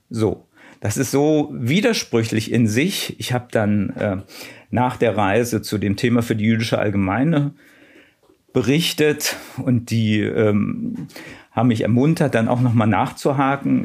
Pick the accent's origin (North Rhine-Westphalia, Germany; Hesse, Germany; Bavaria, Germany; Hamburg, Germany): Hesse, Germany; small town near Mörfelden-Walldorf; now in Berlin, Germany; Ich bin ja in Hessen aufgewachsen, in einer Kleinstadt in der Nähe von Mörfelden-Walldorf